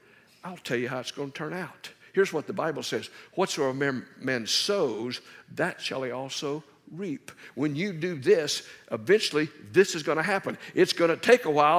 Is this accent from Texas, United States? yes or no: yes; Dallas, Texas, United States; I'm from Dallas.